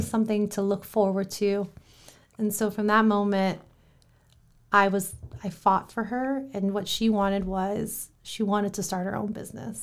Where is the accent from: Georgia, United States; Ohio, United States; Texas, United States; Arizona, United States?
Ohio, United States; Columbus; moved away; Columbus, Ohio, born and raised.